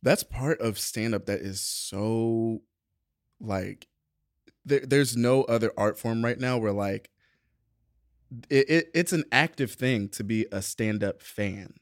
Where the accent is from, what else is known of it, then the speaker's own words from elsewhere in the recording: Atlanta, Georgia, United States; also born or lived in Savannah, Georgia; born, raised in Savannah, moved to Atlanta when I was, like, ten